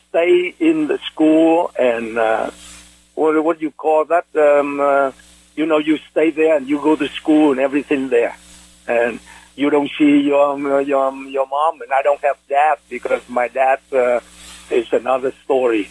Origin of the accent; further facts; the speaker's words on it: Bến Tre, Vietnam; accent: Pennsylvania Dutch; English is a second language; moved away as an adult; my place of birth was a little town in Bến Tre province, and it's in a village called Kinh Điều, An Khánh is just like a hamlet, okay? And I grew up there until 8